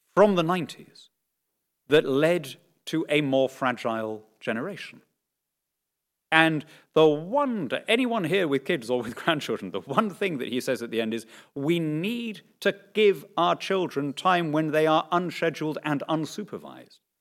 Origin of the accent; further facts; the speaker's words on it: Lima, Peru; moved away; born and brought up in Lima